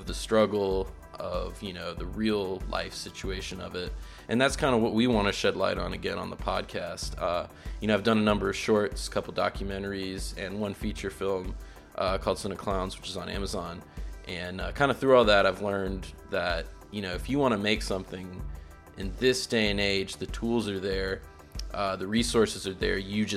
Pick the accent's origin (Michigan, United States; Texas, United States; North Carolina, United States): North Carolina, United States; We're both from North Carolina.